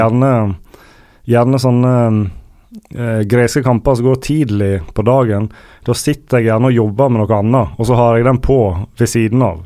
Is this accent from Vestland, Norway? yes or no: yes; Sandane, Vestland, Norway; på Sandane, der jeg er fra